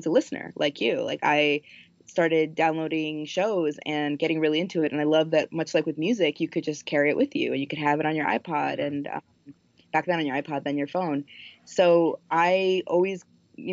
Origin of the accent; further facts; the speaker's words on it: Miami, Florida, United States; moved away as an adult; also born or lived in Colombia / New York / Washington, District of Columbia, United States; now in Minneapolis, United States; Miami, where I grew up. And I moved from Columbia when I was four to Miami.